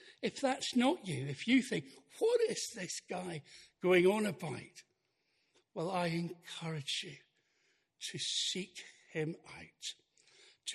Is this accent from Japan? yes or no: no; Highlands of Scotland, United Kingdom; I'm from the Highlands of Scotland